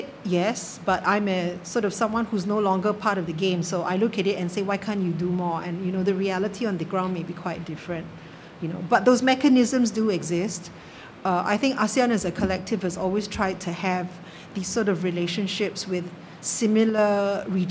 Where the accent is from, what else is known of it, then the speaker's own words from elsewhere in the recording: Singapore; as a Singaporean